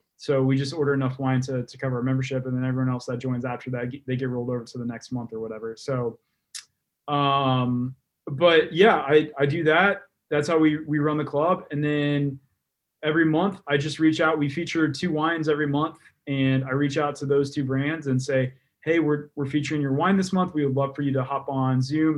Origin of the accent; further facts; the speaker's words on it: Texas, United States; Texas, yeah.